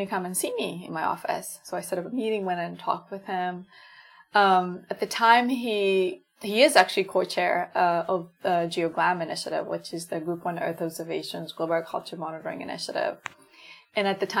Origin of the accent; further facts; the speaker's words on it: Kampala, Central Region, Uganda; I grew up in Kampala, and my family is not wealthy or anything like